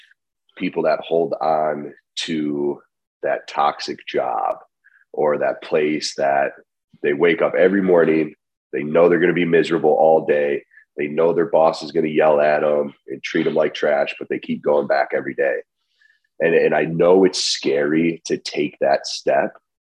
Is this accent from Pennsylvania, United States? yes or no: no; Middlefield, Ohio, United States; also born or lived in Willoughby, Ohio; I am born and raised in Middlefield, Ohio